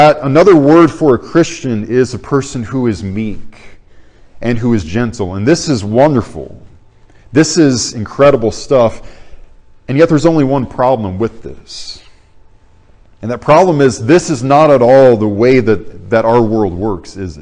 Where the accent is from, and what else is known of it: United States